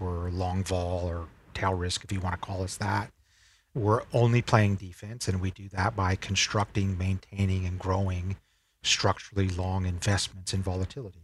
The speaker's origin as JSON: {"language": "English", "town": "Salt Lake City", "region": "Utah", "country": "United States", "tie": "born or raised there", "also_born_or_lived": "Berkeley, California / San Francisco", "moved": "as an adult", "lives_now": "Singapore", "said": "I grew up in Salt Lake City, Utah, and consider myself a Utah boy through and through"}